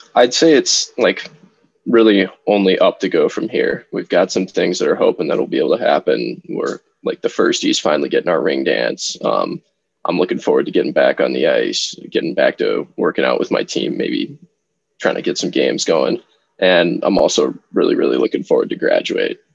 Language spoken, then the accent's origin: English; Minnesota, United States; my favorite team at the professional level is my hometown team, the Minnesota Wild